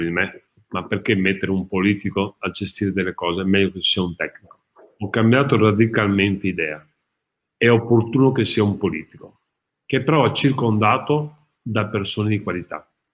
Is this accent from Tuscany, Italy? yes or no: no; Padua, Veneto, Italy; sono un padovano e amo questa città